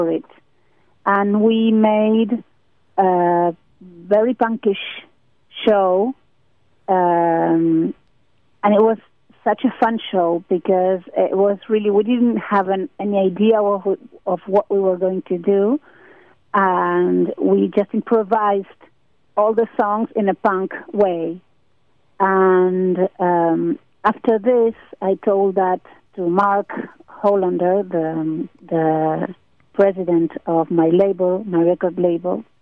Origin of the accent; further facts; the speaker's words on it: Argentina; we are a very poor country